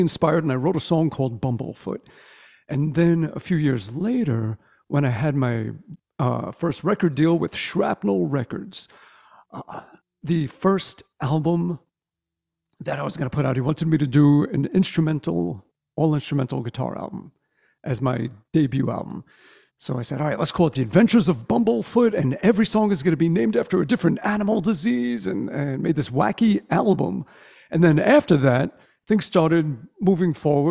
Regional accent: New York City, New York, United States; also born or lived in Brooklyn; I grew up in the boroughs of New York. And we had just moved. I was 5 years old. We moved from Brooklyn over to Staten Island

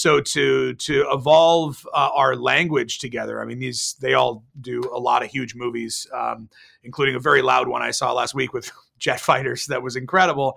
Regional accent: Bay Area, California, United States; I grew up in the Bay Area

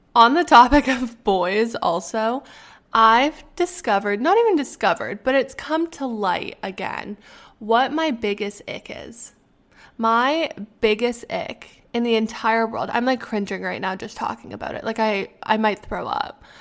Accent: Canada; moved away; I'm Canadian

